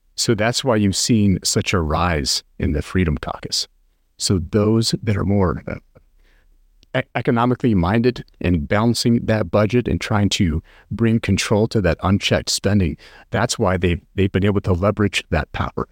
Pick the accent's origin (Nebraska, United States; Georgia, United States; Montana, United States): Nebraska, United States; rural western; now in North Carolina, United States; I grew up in a really small town in, in rural western Nebraska